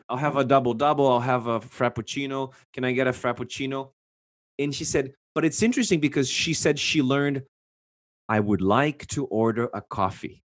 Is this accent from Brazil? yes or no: yes; Brazil; English is a second language; growing up in Brazil, I was exposed to English pretty much eighty percent of the time